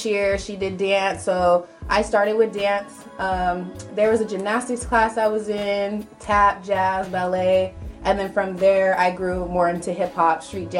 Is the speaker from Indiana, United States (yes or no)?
no; Visalia, California, United States; also born or lived in Fresno; I was born and raised here in Visalia.